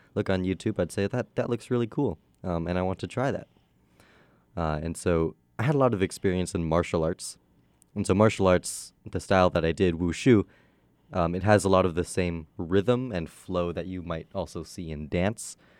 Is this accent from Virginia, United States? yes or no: no; California, United States; moved away as an adult; now in Madison, United States; I'm from California